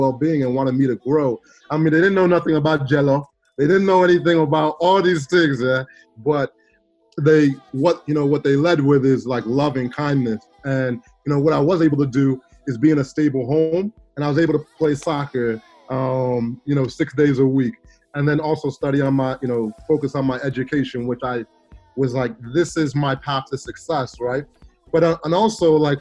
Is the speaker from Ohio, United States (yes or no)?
no; Chicago, Illinois, United States; also born or lived in Stockwell, London, United Kingdom; I was actually born in South London, in Stockwell, and so, you know, right next door to Brixton, and so I know about, you know, the Brixton Top Cats and everything. And then, but then I grew up in Chicago. I moved to Chicago when I was 9 years old